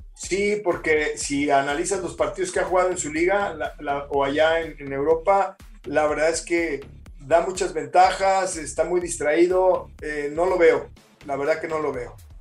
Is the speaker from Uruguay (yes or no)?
no; Mexico; como mexicano